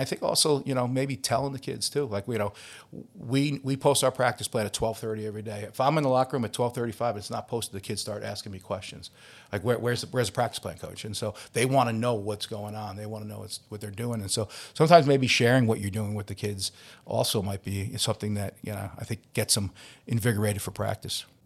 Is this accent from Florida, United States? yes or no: no; Long Island, New York, United States; now in Philadelphia, United States; I'm from Long Island